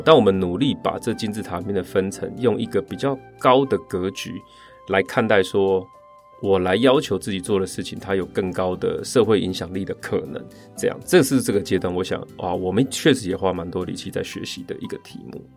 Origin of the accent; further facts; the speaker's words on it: rural Chiayi, Chiayi County, Taiwan; 我是一个八零年代在嘉义乡下长大的小孩，那时候没有网络